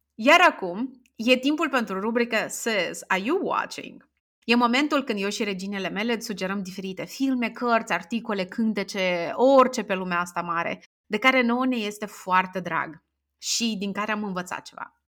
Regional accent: Strășeni, Strășeni District, Moldova; m-am născut în orașul Strășeni, sunt din Republică

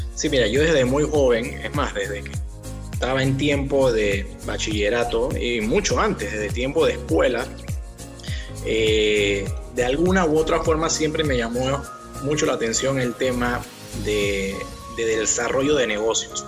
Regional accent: Panama; Aquí en Panamá nos educan

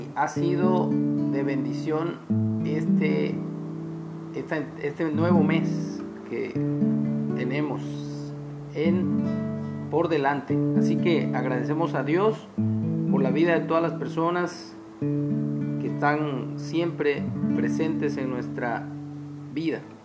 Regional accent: Mexico; nuestros derechos como ciudadanos mexicanos

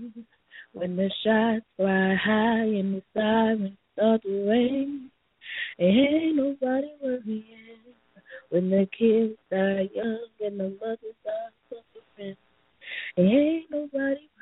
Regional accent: Flint, Michigan, United States; I'm born and raised in Flint.

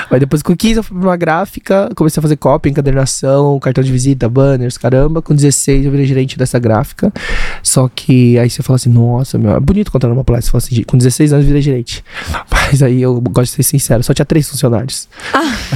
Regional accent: Brazil; Nasci no Brasil, sou a primeira geração dos coreanos, é, de, de, né, de coreanos no Brasil. É, porque meus pais vieram, meu tio e meu pai vieram com meus avós.

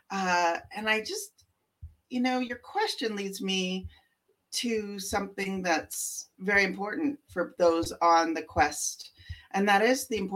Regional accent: Canada; And I, I'm from Canada. I've lived in almost every major center in Canada.

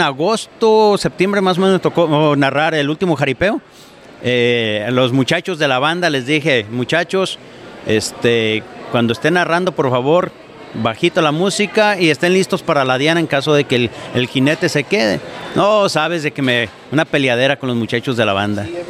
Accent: Jalisco, Mexico; now in Oregon, United States; yo soy de Jalisco.

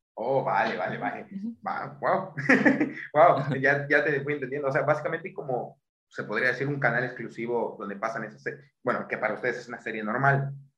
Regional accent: Mexico; siendo un mexicano

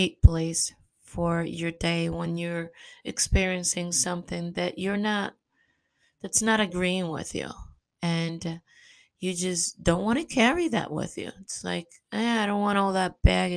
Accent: New York, United States; moved away; also born or lived in Caribbean; I love New York. It's my hometown.

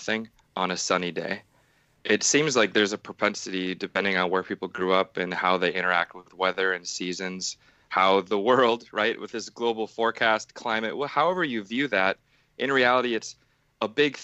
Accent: Minnesota, United States; moved away as an adult; now in Los Angeles, United States; growing up in Minnesota

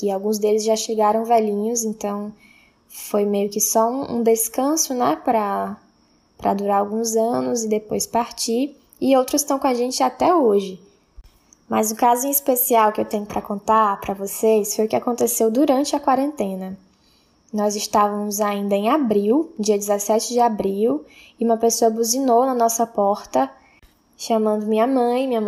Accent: Itapajé, Ceará, Brazil; antecipo que não sou de Fortaleza, eu sou de Tapajé, uma cidade que fica a 120 quilômetros da capital, Tive o privilégio de passar boa parte da minha infância numa casa bem espaçosa

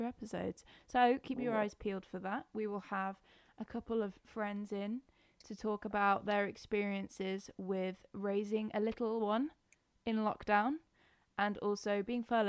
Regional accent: Scotland, United Kingdom; I'm Scottish.

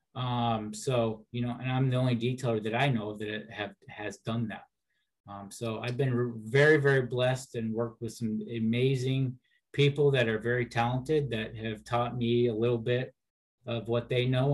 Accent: Seattle, Washington, United States; in the Seattle area, I'm about um, about 30 miles south of the airport. So I've been here my whole life.

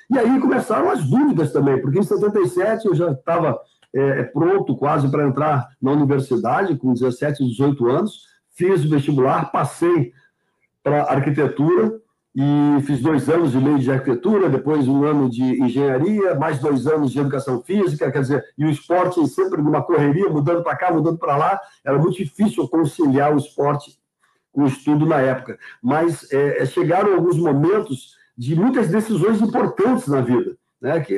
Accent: Porto Alegre, Rio Grande do Sul, Brazil; also born or lived in São Leopoldo; eu nasci em São Leopoldo, com seis anos de idade, nossos pais nos levaram para Porto Alegre, que queria que a gente estudasse é, em Porto Alegre

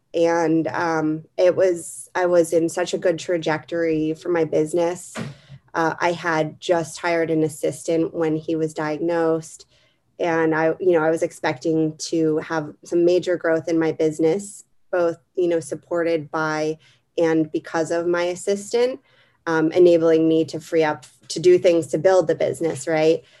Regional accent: Pennsylvania, United States; moved away as an adult; also born or lived in Arlington; now in Washington, DC, United States; I grew up in Pennsylvania

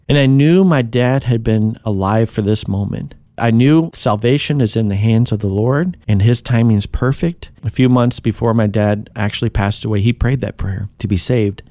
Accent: Kankakee, Illinois, United States; born or raised there; also born or lived in Tennessee

